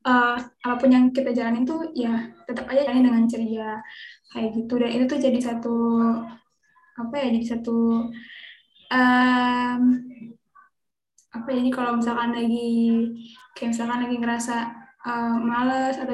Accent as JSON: {"language": "Indonesian", "town": "Serang", "region": "Banten", "country": "Indonesia", "said": "kenalin aku … aku dari Serang Banten lagi sibuk ya belajar sebagai mahasiswa"}